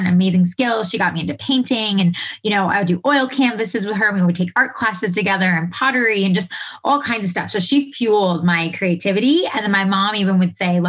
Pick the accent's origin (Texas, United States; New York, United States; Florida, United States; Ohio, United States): New York, United States; Monroe; also born or lived in Hoboken; I grew up in New York, an hour from the city, like Orange County, like the real Orange County in New York.